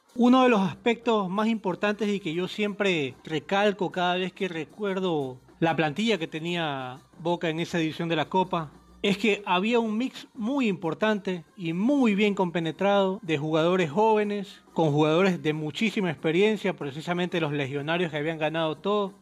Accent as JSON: {"language": "Spanish", "country": "Ecuador", "said": "acá en Ecuador, de donde soy yo"}